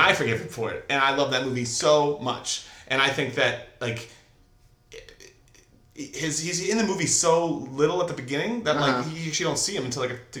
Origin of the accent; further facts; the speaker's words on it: Boston, Massachusetts, United States; I'm from Boston